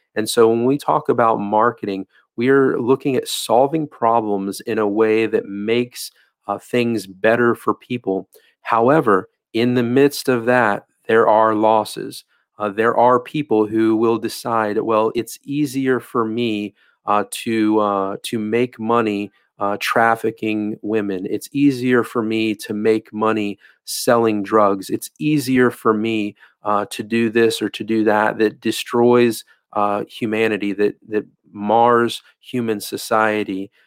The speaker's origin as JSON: {"language": "English", "region": "Florida", "country": "United States", "tie": "born or raised there", "said": "in the state of Florida, uh, my home state"}